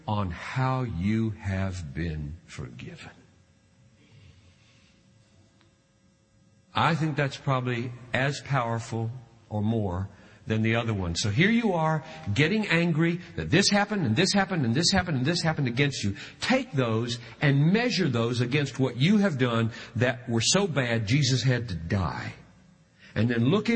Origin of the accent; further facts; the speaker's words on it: South Carolina, United States; I grew up with in South Carolina.